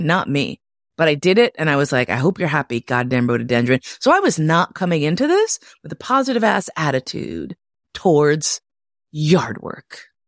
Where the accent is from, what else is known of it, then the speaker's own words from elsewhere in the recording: New York City, New York, United States; moved away; also born or lived in Berlin, Germany; I grew up in Manhattan.